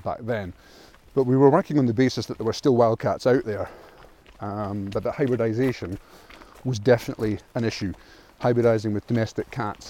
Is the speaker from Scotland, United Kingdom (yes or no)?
yes; Aberdeen, Scotland, United Kingdom; I was born in Aberdeen on the east coast of Scotland. It's the third biggest city in Scotland. I grew up on a council estate